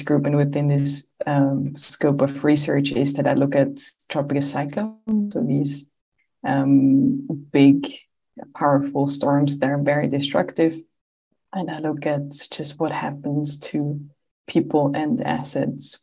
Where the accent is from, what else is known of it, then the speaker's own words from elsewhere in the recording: Swiss Alps, Switzerland; I grew up in the Swiss Alps